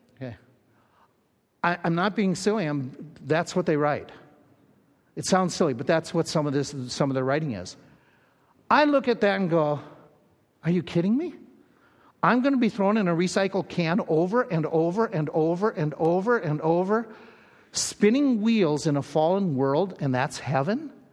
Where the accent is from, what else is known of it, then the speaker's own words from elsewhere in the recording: Little Falls, Minnesota, United States; moved away; I grew up in Little Falls, Minnesota